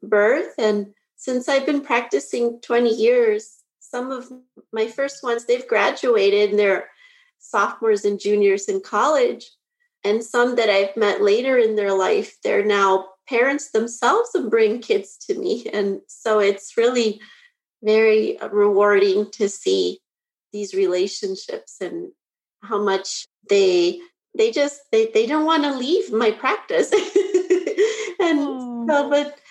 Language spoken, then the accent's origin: English; Bismarck, North Dakota, United States; now in Naperville, United States; I actually grew up in Bismarck, North Dakota.